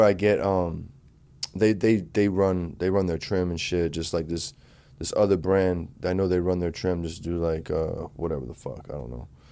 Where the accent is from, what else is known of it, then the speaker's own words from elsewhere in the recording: United States; moved away; we grew up on in Jersey, New York